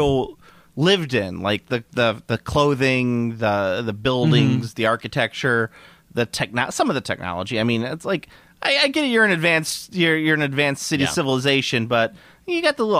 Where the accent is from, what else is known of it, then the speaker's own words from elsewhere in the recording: Midwest of America, United States; We're from the Midwest of America